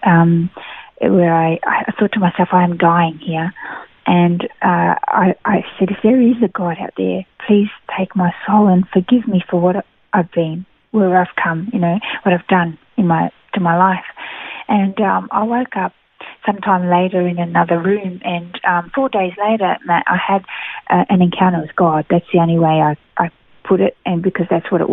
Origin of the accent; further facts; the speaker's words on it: Melbourne, Victoria, Australia; moved away as an adult; also born or lived in Brazil; now in Gold Coast, Australia; I was born in Brazil, but came to Australia when I was two. So I was raised in Melbourne, in Victoria, for most of my life, and moved to the Gold Coast about 17 years ago.